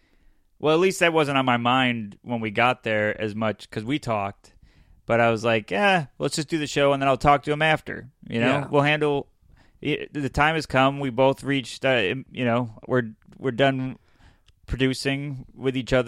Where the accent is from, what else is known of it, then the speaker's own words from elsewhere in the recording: Syracuse, New York, United States; moved away; we did the local open mic in Syracuse, my hometown